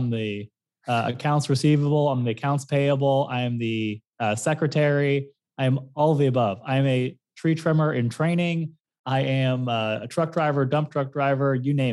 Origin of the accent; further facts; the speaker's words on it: St. Louis, Missouri, United States; moved away as an adult; also born or lived in Fort Lauderdale, Florida; now in South Florida, United States; I was born in Fort Lauderdale, raised in St. Louis